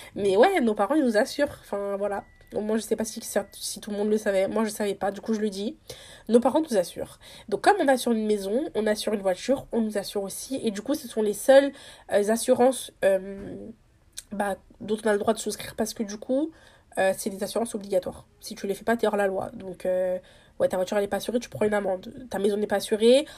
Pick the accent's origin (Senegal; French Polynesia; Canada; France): Senegal; investi au Sénégal, du coup dans mon pays natal